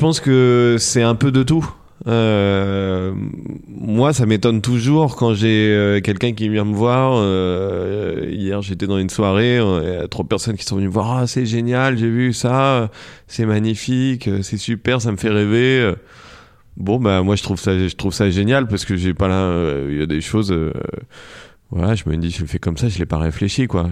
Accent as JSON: {"language": "French", "town": "Paris", "region": "Île-de-France", "country": "France", "said": "on vient de, de, de France et de Paris"}